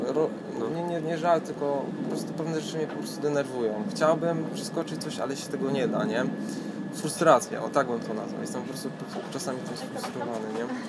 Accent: Katowice, Silesian Voivodeship, Poland; od samego dzieciństwa y, chodzę do kościoła zielonoświątkowego akurat w Katowicach

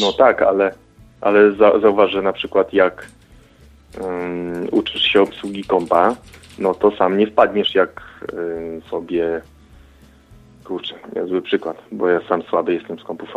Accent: Gołąb, Lublin Voivodeship, Poland; Z Gołębia, województwo lubelskie, prawy brzeg Wisły

